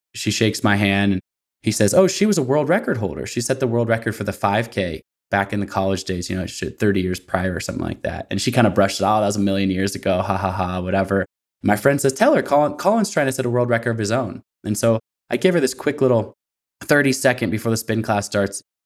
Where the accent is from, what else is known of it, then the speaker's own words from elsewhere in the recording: Portland, Oregon, United States; I'm from Portland, Oregon